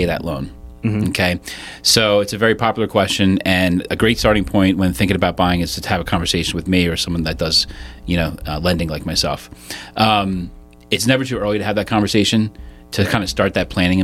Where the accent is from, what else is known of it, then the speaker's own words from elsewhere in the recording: Malvern, Pennsylvania, United States; born and raised in Malvern, went to Great Valley High School, went to Penn State, and still live locally in Downingtown